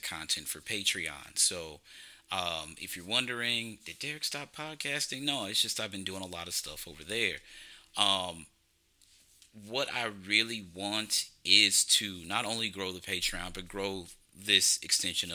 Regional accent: St. Louis, Missouri, United States; I'm from St. Louis, Missouri

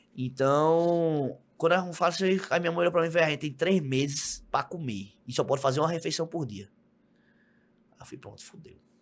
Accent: João Pessoa, Paraíba, Brazil; also born or lived in Brasília; now in São Paulo, Brazil; sou de João Pessoa, da Paraíba, da terra da Juliette, da rua da Juliette

